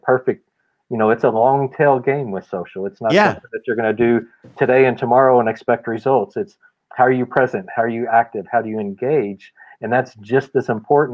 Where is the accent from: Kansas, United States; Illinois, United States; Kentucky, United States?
Kentucky, United States; Louisville; growing up in Louisville